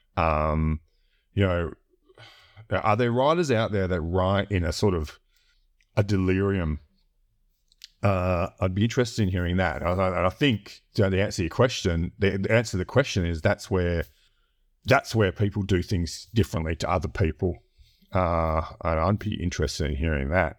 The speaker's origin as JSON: {"language": "English", "country": "Australia", "tie": "born or raised there", "said": "I grew up in a really remote area or you know capital city in in, in Australia"}